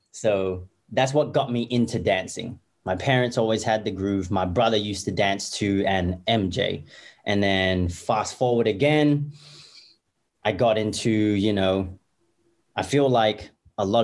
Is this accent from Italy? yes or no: no; Perth, Western Australia, Australia; born and raised in Perth, Australia